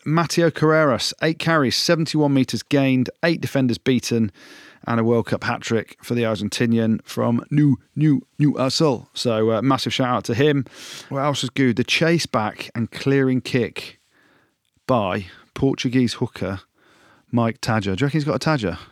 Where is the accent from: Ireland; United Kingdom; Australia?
United Kingdom; England; I'm back in England because I'm English